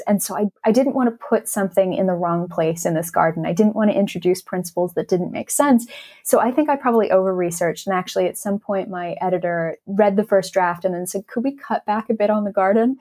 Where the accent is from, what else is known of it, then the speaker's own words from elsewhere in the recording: Los Angeles, California, United States; moved away as an adult; now in England; I grew up in Los Angeles